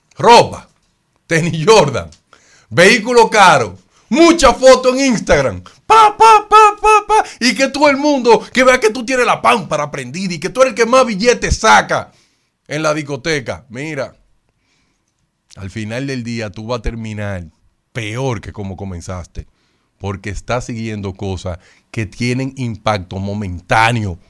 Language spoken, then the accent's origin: Spanish; Dominican Republic; a mí como dominicano